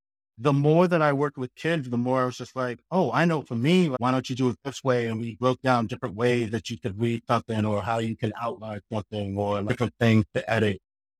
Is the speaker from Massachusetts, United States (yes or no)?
yes; Boston, Massachusetts, United States; And then I ended up coming back up to Boston where I grew up in Mattapan. I had to give you a shout out, Mattapan in Boston.